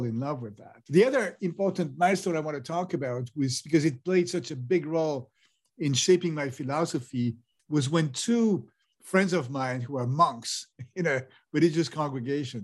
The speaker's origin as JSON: {"language": "English", "country": "France", "tie": "born or raised there", "said": "So I grew up in France"}